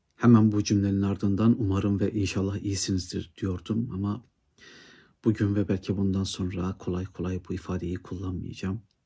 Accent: Erzurum, Turkey; benim memleketim Erzurum'da

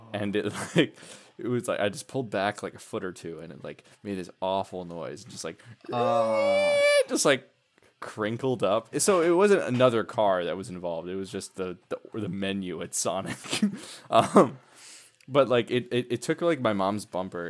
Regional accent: Milwaukee, Wisconsin, United States; I worked at Miller Park when I was a kid. I'm from Milwaukee, the Milwaukee area.

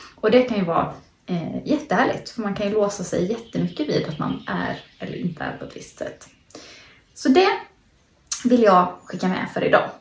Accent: Småland, Sweden; Jag sitter i mina föräldrars eh, växthus hemma i Småland

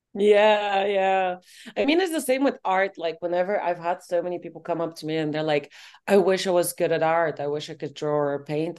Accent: Bulgaria; moved away as an adult; also born or lived in Colorado, United States; now in London, United Kingdom; growing up in Bulgaria

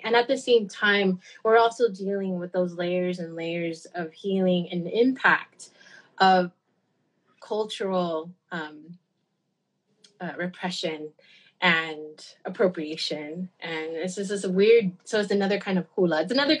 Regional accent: Hawaii, United States; being Kanaka Mo'ole and being Native Hawaiian

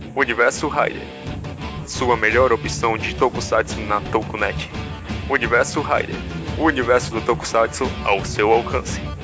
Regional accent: Brazil; a gente é brasileiro, a gente fala gibi

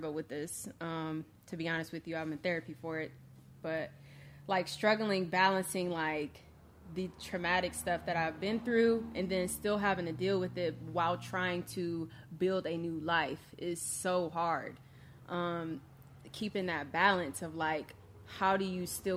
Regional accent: Akron, Ohio, United States; I grew up in Akron, Ohio

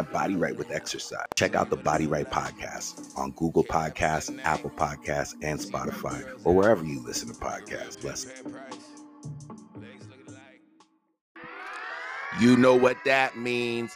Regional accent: Toronto, Ontario, Canada; I'm from Toronto

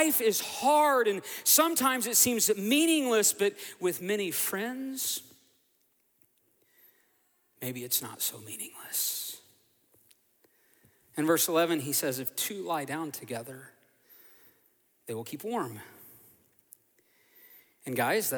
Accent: Oklahoma, United States; now in Fort Myers, United States; growing up in Oklahoma, my dad and my grandpa, they would take me

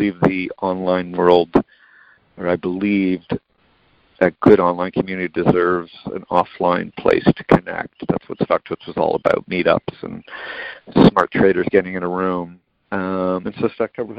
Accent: Canada; I'm Canadian.

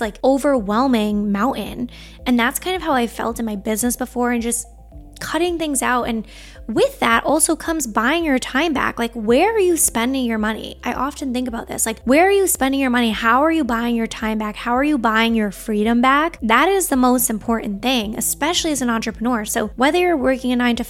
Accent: Long Island, New York, United States; I grew up on Long Island

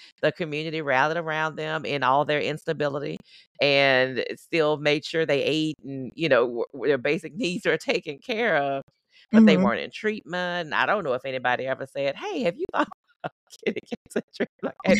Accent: Southern United States, United States; I grew up in the Deep South. I grew up in the South. It just wasn't a thing.

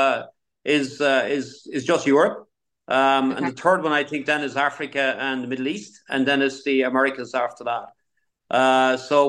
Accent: Ireland; I remember growing up in Ireland

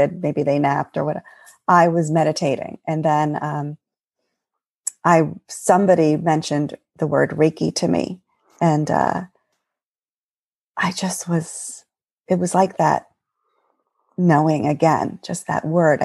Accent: Eastern Long Island, New York, United States; moved away as an adult; now in New Jersey, United States; I grew up in New York, in the United States, in New York, on Eastern Long Island, in a beach town

